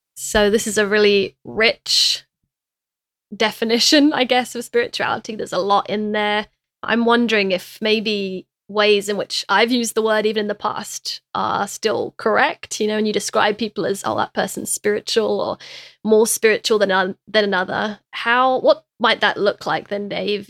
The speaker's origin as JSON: {"language": "English", "country": "United Kingdom", "said": "I'm British as well"}